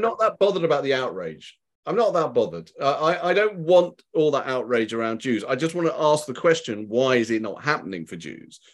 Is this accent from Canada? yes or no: no; United Kingdom; being British and Jewish